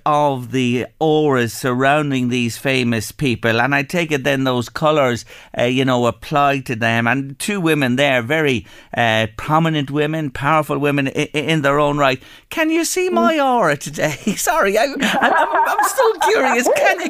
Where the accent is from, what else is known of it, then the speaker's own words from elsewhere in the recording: Ireland; in Ireland, we've a great tradition of reading the tea leaves as well.